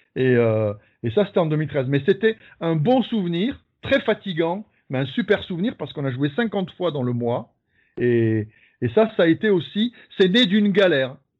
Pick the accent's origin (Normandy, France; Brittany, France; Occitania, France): Occitania, France; Tarbes; je viens de Tarbes. J'ai grandi à Tarbes.